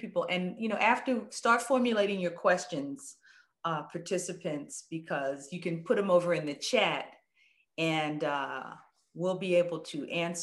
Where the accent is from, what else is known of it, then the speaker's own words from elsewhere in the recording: New York City, New York, United States; I'm from the Bronx. I'm an inner city girl